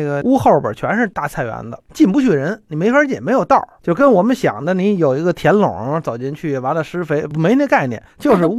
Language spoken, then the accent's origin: Chinese; Beijing, China; 我是北京人，所以我这个老家是哪儿呢？我妈妈和我爸爸他们祖籍都是应该是山东河北，